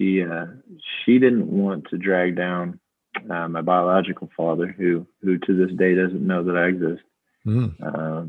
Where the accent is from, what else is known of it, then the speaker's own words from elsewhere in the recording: Salina, Kansas, United States; also born or lived in Creve Coeur, Missouri; my mom brought me back here when she decided not to give me up for adoption